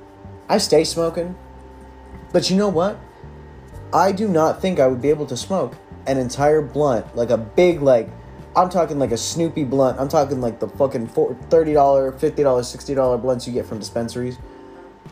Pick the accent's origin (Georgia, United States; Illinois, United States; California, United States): California, United States; born and raised in California